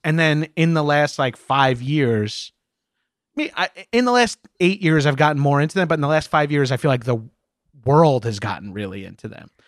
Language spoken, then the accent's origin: English; Long Island, New York, United States; moved away as an adult; now in Southern California, United States; I grew up on Long Island, which is just outside of New York City